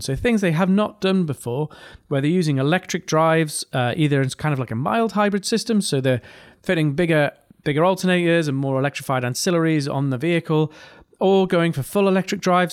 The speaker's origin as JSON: {"language": "English", "region": "North East England", "country": "United Kingdom", "accent": "mild regional accent from the northeast of England", "said": "I have a quite a mild regional accent from the northeast of England"}